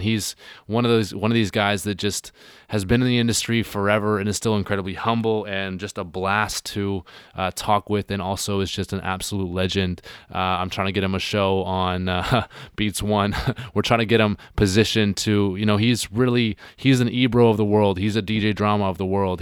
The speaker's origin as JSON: {"language": "English", "town": "Hornby Island", "region": "British Columbia", "country": "Canada", "tie": "born or raised there", "moved": "yes", "said": "I'm from Hornby Island"}